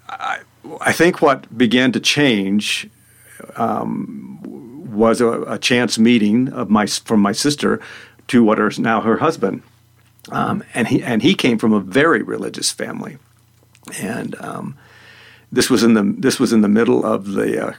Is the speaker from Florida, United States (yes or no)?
yes; Florida, United States; also born or lived in Madison, Indiana / Alabama / Louisville, Kentucky / Pennsylvania; now in Salida, United States; I grew up in Florida